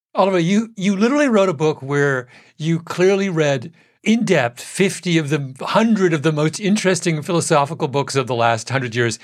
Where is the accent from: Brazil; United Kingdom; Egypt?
United Kingdom; England; moved away; I was born in England, my father, very proper Englishman.